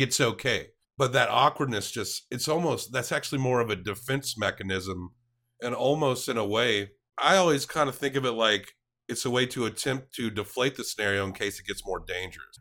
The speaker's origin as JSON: {"language": "English", "town": "Southside", "region": "Tennessee", "country": "United States", "moved": "yes", "lives_now": "Nashville, United States", "said": "Technically, I'm from a place called Southside, Tennessee"}